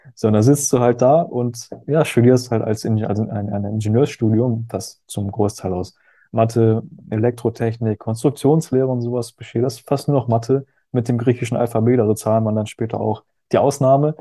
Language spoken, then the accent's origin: German; Hamburg, Germany; moved away as an adult; also born or lived in Berchtesgaden / Bad Reichenhall; ich bin, ja in Hamburg groß geworden